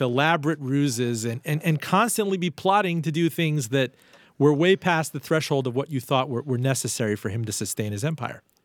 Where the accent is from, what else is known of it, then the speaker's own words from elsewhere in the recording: Miami, Florida, United States; also born or lived in Iran; Miami Vice from my hometown